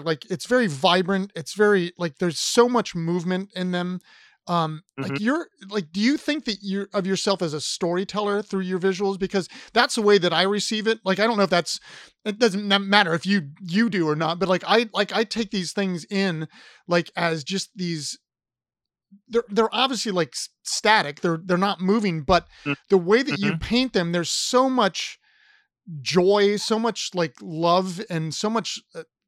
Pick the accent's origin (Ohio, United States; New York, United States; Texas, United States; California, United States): Ohio, United States; Columbus; I'm from Columbus